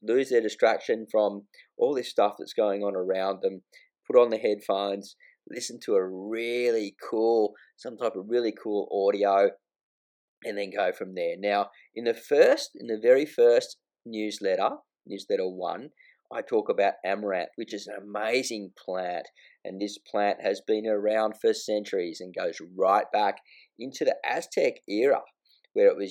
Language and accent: English; Australia; from the …'s Garden Show, Australian agri-horticulturist, coming to you live from …'s Garden